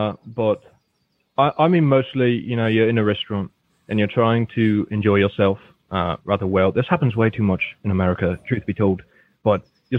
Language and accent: English; England, United Kingdom; moved away as an adult; also born or lived in Singapore; now in New York, United States; Oh, yes. I'm from England.